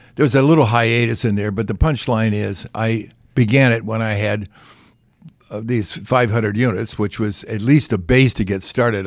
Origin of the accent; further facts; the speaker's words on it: California, United States; I'm from, you know, I'm from California